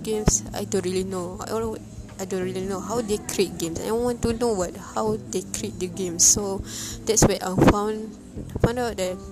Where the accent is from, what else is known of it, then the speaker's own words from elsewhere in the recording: Malaysia; it's close to my hometown